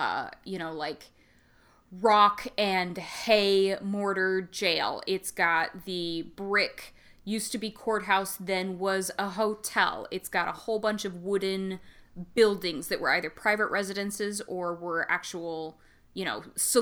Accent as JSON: {"language": "English", "town": "Spokane", "region": "Washington", "country": "United States", "tie": "born or raised there", "said": "growing up in Spokane, Washington"}